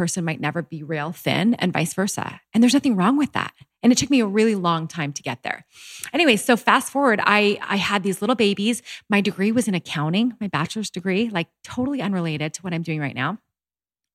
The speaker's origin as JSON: {"language": "English", "country": "Canada", "tie": "born or raised there", "also_born_or_lived": "Utah", "moved": "as an adult"}